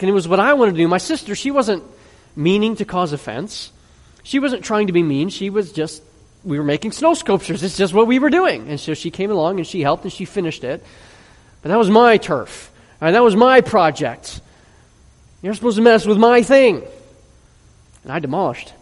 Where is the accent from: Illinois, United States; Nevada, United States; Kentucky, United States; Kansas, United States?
Illinois, United States; Chicago; I grew up in Chicago when we got all kinds of snow